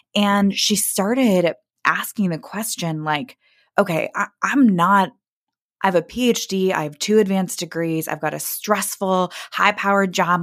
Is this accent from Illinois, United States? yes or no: no; Kansas City, Missouri, United States; now in Brooklyn, United States; I grew up in Kansas City, Missouri